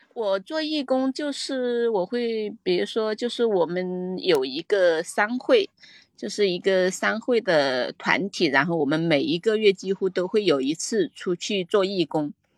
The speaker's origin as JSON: {"language": "Chinese", "country": "Hong Kong", "said": "我来自，呃，我来自香港"}